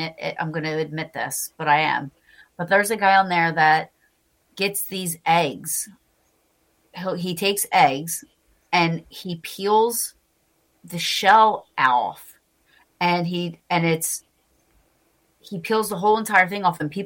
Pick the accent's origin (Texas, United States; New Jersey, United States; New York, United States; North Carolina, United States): New Jersey, United States; I am from New Jersey, sadly.